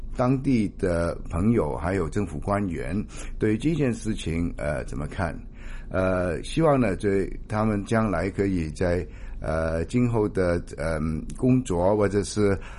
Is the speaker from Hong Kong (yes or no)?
yes; Hong Kong; 香港当然是我们的家